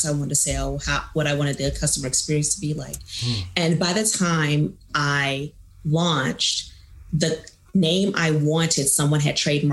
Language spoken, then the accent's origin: English; Kansas City, Missouri, United States; also born or lived in Chicago area, Illinois; my family's originally from the Chicago area, the Great Lakes, Naval Base area. Yeah. But I grew up in Kansas City. Most of my life.